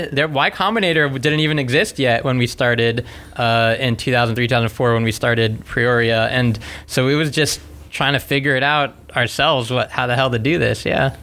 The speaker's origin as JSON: {"language": "English", "region": "South Florida", "country": "United States", "tie": "born or raised there", "also_born_or_lived": "Gainesville, Florida", "said": "I grew up in South Florida and I came to Gainesville for for an engineering degree at UF"}